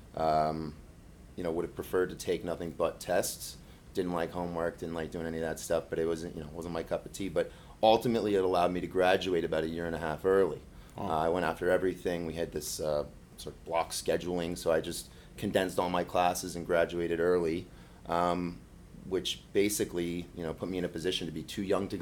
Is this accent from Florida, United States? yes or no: yes; Florida, United States; also born or lived in Miami, Florida / Michigan; I was born and raised in Florida, actually born in South Miami, but sort of got back to the Keys fast enough that I was officially a conk